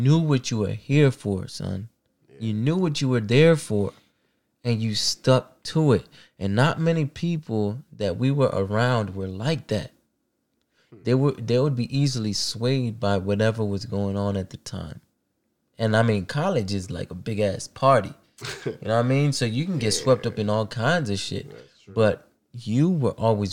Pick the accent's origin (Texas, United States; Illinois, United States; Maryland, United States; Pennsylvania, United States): Maryland, United States; I was living back at home because, you know, I'm from here. I'm from Maryland, so it's like an easy commute